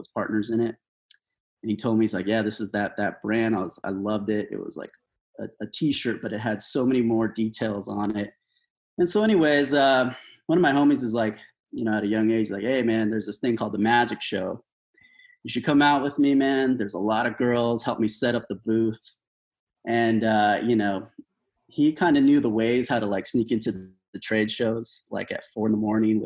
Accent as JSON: {"language": "English", "town": "Lynwood", "region": "California", "country": "United States", "tie": "born or raised there", "also_born_or_lived": "Bell, California / Alhambra, California / West Covina, California / La Verne, California", "said": "I was born in Linwood, California, 1979"}